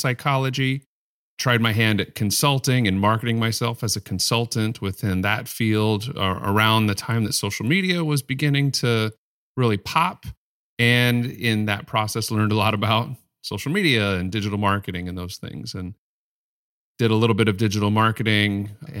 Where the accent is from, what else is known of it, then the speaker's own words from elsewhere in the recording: Mesa, Arizona, United States; born there; I was born in Mesa, Arizona, which is Spanish for table.